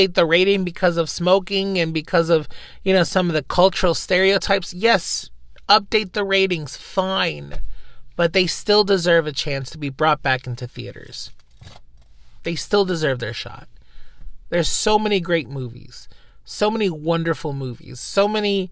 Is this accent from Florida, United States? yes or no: yes; Florida, United States; I grew up on Disney. You know, living in Florida, you kind of have to grow up with Disney.